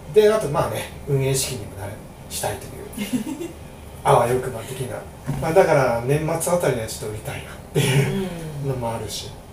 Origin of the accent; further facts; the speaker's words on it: Hamamatsu, Shizuoka, Japan; 僕の僕が出身浜松なんですけど